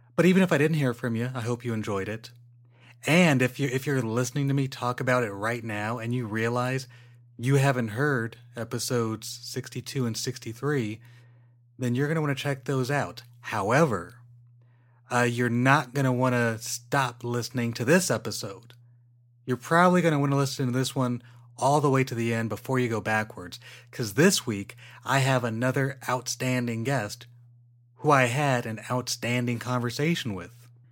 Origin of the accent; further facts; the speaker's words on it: Inland Empire, California, United States; I'm from the Inland Empire